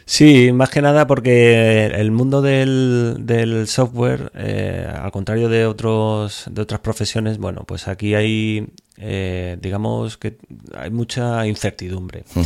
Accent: Majadahonda, Community of Madrid, Spain; moved away as an adult; now in San Vicente del Raspeig, Spain; yo soy originario de, de Madrid, un pueblo de Madrid que se llama Majadahonda

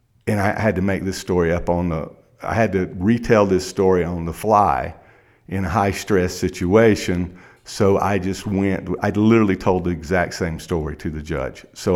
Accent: South Carolina, United States; Well, see, I grew up in South Carolina in a small town, and I'm 53 years old.

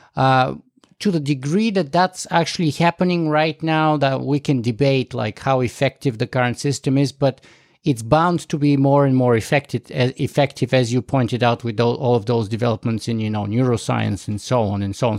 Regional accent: Canada; me being a Canadian next to you, uh, watching from up north

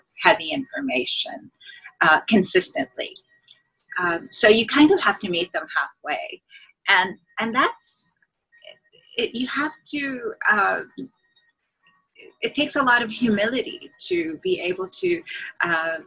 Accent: Beirut, Beirut Governorate, Lebanon; moved away as an adult; also born or lived in Greece / Washington DC, United States; now in Hawaii, United States; when I moved back from Greece as a four-year-old, I was only 5 days old when I was flown out of Beirut

